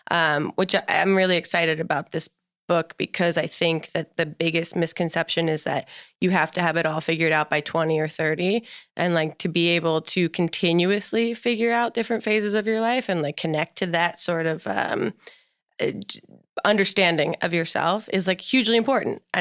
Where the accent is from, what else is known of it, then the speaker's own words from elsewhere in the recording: New Jersey, United States; We're both from New Jersey.